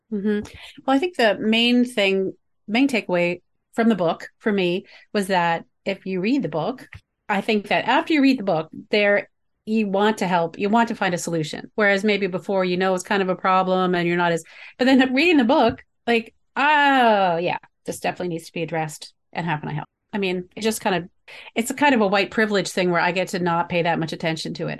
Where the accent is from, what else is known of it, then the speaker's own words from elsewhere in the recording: the North, United States; growing up in the North